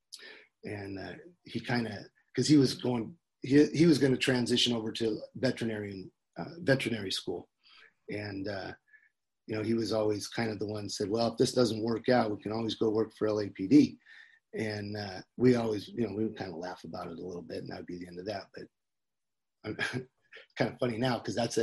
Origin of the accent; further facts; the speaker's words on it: Northern California, United States; I grew up in Northern California